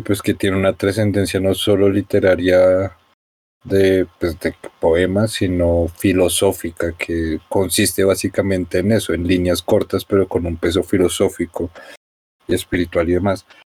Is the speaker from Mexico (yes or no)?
no; Colombia; Yo como colombiano blanco clase media